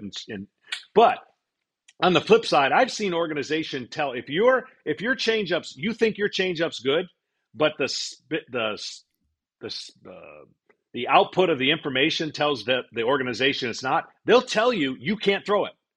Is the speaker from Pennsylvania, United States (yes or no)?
no; Detroit, Michigan, United States; moved away as an adult; I was a Detroit native